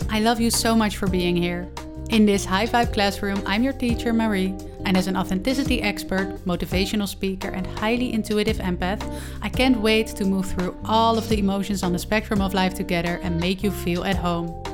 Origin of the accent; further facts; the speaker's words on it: Netherlands; English is a second language; I have recorded podcasts and published podcasts before, but they were all in Dutch since I am from the Netherlands.